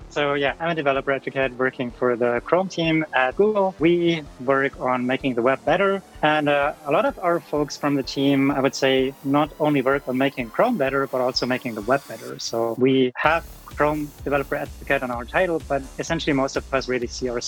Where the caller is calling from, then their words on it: Hamburg, Germany; And I'm joining from Hamburg, Germany.